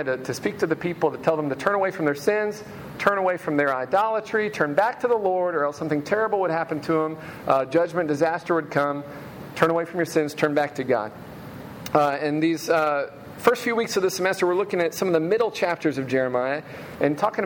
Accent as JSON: {"language": "English", "town": "Memphis", "region": "Tennessee", "country": "United States", "tie": "born or raised there", "said": "When I was a kid, I grew up in Hickory Hill near Crump Elementary"}